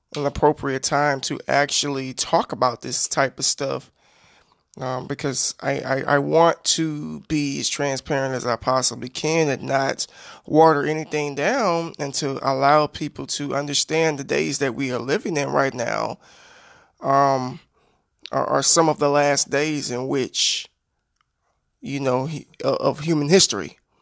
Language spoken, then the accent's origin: English; United States; I'm an American citizen and I live in this country